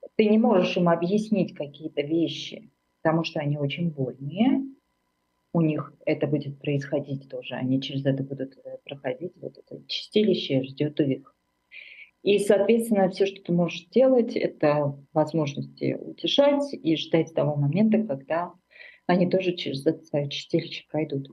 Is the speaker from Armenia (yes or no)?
yes; Armenia; moved away as an adult; now in Germany; я из Армении